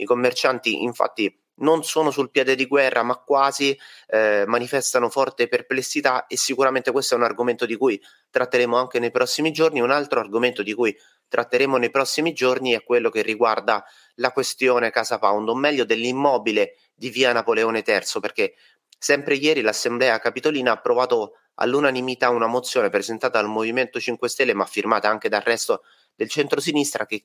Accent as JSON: {"language": "Italian", "town": "Ostia", "region": "Lazio", "country": "Italy", "said": "noi siamo compaesiani, siamo di Ostia, praticamente ci conosciamo tutti, no?"}